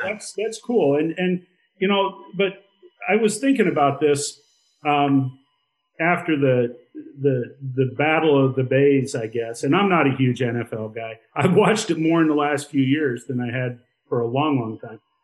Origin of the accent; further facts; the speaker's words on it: Iowa, United States; moved away as an adult; also born or lived in Montana; I grew up in Iowa.